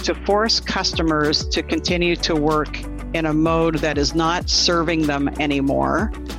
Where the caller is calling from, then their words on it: Burlington, Ontario, Canada; I am calling you from Burlington, Ontario, which is just about a half an hour southwest of Toronto.